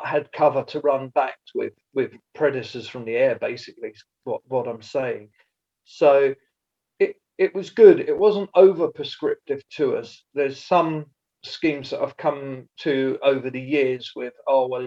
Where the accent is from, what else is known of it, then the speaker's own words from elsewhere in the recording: East Anglia, East of England, United Kingdom; moved away as an adult; also born or lived in Glenlivet, Scotland; now in Scotland, United Kingdom; originally I was born and brought up in East Anglia on a large arable farm and moved to Scotland now 25 years ago.